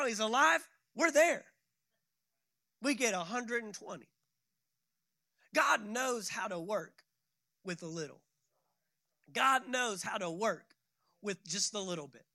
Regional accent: Fort Worth, Texas, United States; moved away as an adult; also born or lived in San Antonio, Texas / Tulsa, Oklahoma; I grew up in a city called Fort Worth, Texas

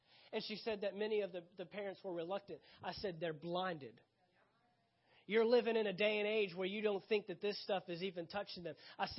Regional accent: the South, United States; I'm from the South. That's what we do.

